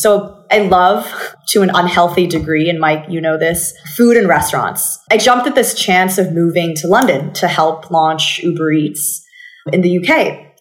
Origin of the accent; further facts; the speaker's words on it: Bangkok, Thailand; accent: American; So I grew up in Bangkok and basically mm-hmm. you probably know this by now, but I, I, picked up my American accent from watching too much television as a child.